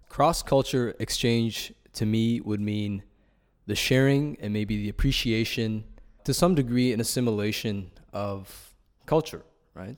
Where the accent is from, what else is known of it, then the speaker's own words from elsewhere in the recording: Toronto, Ontario, Canada; I'm from Toronto, uh, from Ryerson University